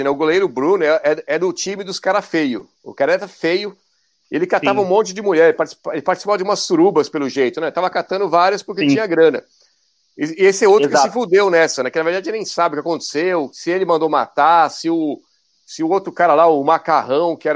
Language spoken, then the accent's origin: Portuguese; Santo André, São Paulo, Brazil; eu é sou de Santo André.